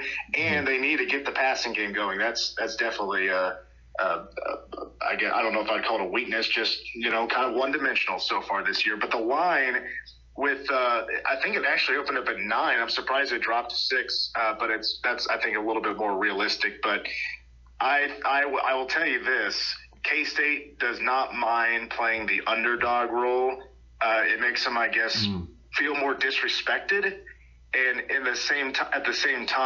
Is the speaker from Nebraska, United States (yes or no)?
no; Manhattan, Kansas, United States; I'm from Manhattan originally. I was born here right across the street from the stadium.